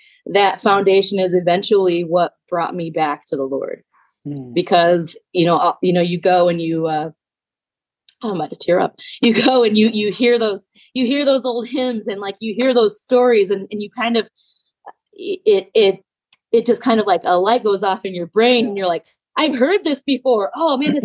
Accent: Illinois, United States; moved away; I'm from Illinois originally.

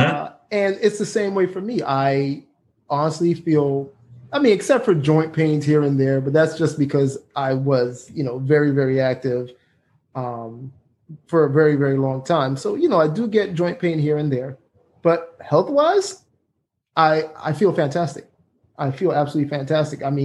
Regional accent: Jamaica; excuse me for the way I say beer, I'm Jamaican

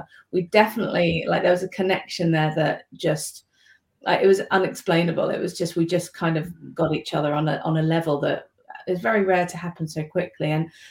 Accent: United Kingdom; moved away as an adult; now in New Zealand; As you can tell from my accent, probably I'm originally from the UK. So I moved over here about 9 years ago

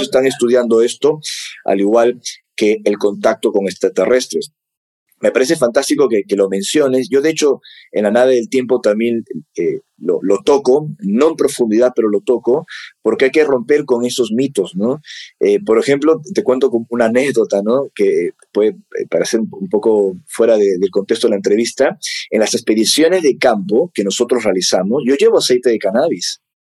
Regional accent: Peru; me toca como peruano

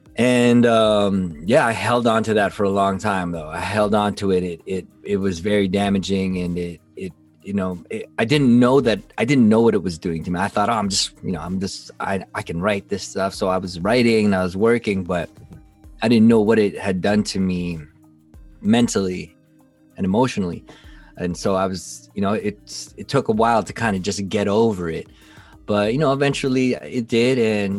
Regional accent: Philippines; Even on a racial tip, for example, like I said, I'm Filipino.

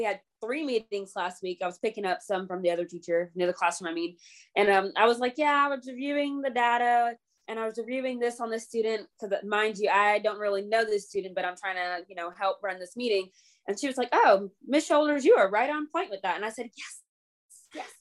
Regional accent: the South, United States; I'm from the South

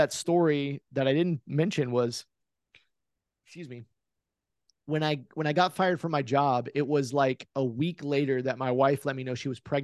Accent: Oklahoma, United States; born or raised there

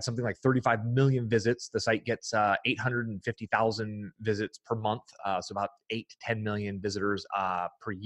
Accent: Fremont, California, United States; I grew up in the San Francisco Bay Area

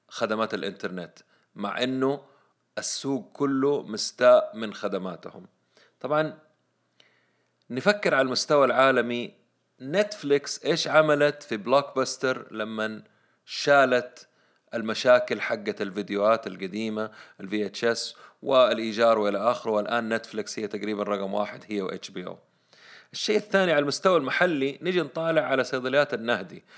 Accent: Saudi Arabia; إحنا عندنا في السعودية

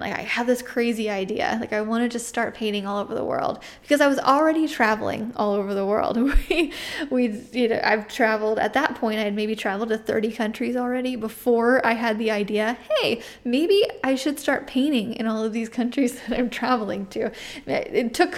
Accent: United States; I'm an artist from the United States

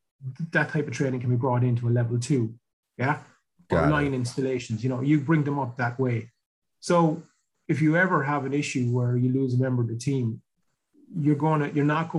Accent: Ireland; I grew up here in Ireland in the 80s, where there was no work, like nothing

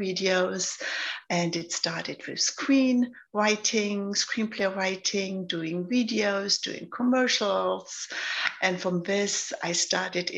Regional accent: Germany; accent: German; also born or lived in London, United Kingdom; now in Los Angeles, United States; I'm born in Germany. So maybe you hear my accent. I'm German.

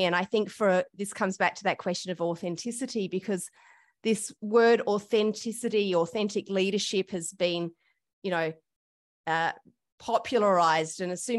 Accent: Australia; I have had the privilege of being white, being an Australian, and being born in Australia.

